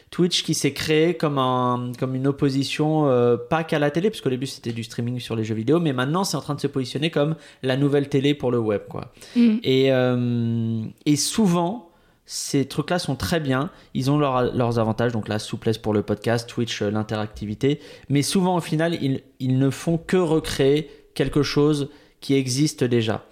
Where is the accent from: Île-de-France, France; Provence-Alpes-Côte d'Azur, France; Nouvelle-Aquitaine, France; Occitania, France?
Île-de-France, France; Bois-Colombes; j'ai grandi à Bois-Colombes, vraiment, mais ah, limite Agnières